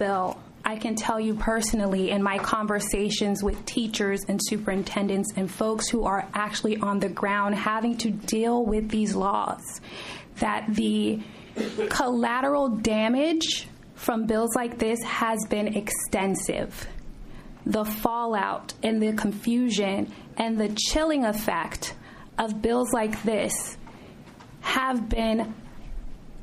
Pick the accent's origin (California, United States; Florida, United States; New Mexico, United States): Florida, United States; South; I was born and raised in South Florida